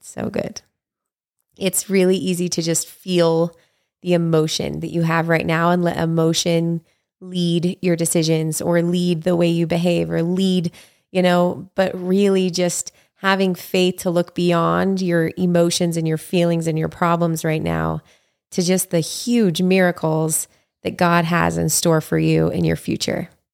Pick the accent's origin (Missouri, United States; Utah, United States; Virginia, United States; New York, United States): Utah, United States; moved away as an adult; now in Hawaii, United States; live, you know, in my hometown with my family and raising kids